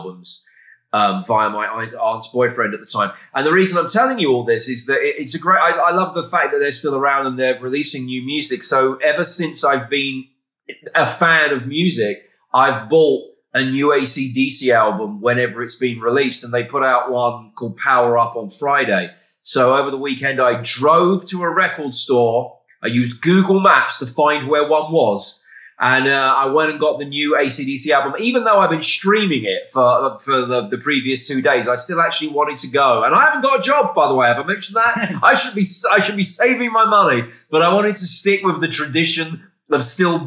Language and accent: English; United Kingdom; moved away as an adult; now in Texas, United States; a Brit living in the great state of Texas